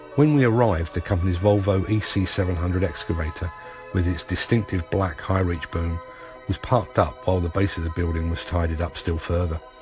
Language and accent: English; London, United Kingdom; As a Londoner